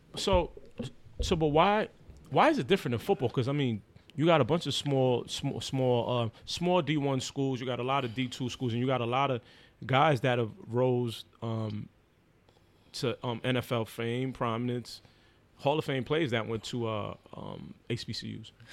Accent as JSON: {"language": "English", "country": "Haiti", "said": "I'm Haitian"}